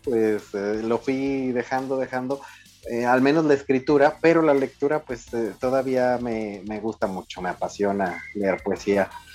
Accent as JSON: {"language": "Spanish", "town": "Torreón", "region": "Coahuila", "country": "Mexico", "said": "soy de Torreón"}